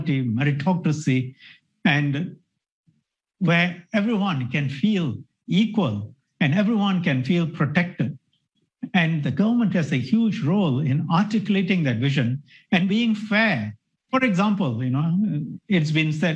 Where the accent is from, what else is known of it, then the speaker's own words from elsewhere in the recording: Singapore; We are, as Singaporeans